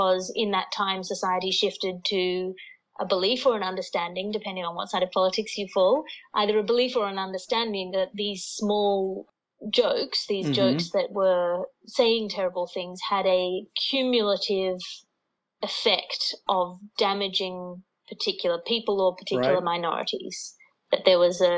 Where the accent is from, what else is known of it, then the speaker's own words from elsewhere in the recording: Australia; now in London, United Kingdom; I'm here in Australia, which is not actually usual for me, despite being an Australian. I'm normally based in London